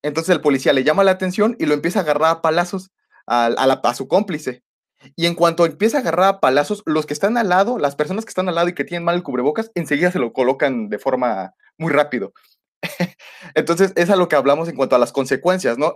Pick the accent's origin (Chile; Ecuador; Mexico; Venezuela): Mexico; nosotros como mexicanos